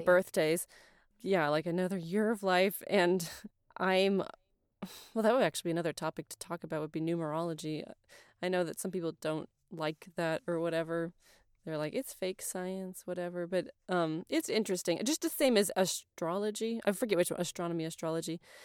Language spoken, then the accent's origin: English; United States; I'm American